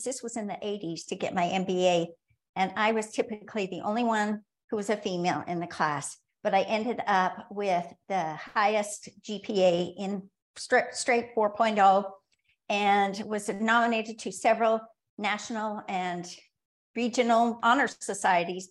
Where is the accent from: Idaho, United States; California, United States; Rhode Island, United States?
Idaho, United States; Rexburg; moved away; I was born in Rexburg, Idaho, and moved back to Rexburg, Idaho, actually kicking and screaming.